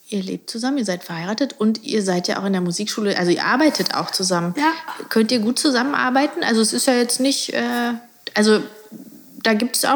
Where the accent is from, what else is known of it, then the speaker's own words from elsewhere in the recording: Hamburg, Germany; moved away as an adult; also born or lived in Amsterdam / Berlin / Dessau; now in Bad Belzig, Germany; Ich bin gebürtige Hamburgerin.